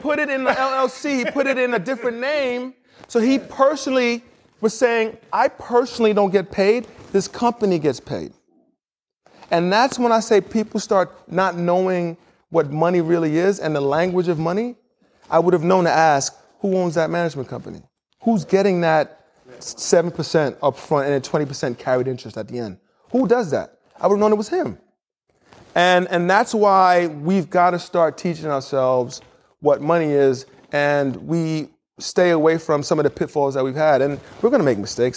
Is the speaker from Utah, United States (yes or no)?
no; New York City, New York, United States; moved away as an adult; also born or lived in Indiana / Chicago / Miami / Houston; I was born and raised in New York City, had two parents who were Nigerian